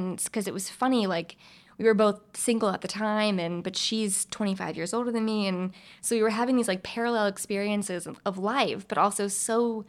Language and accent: English; the South, United States; I'm from the South.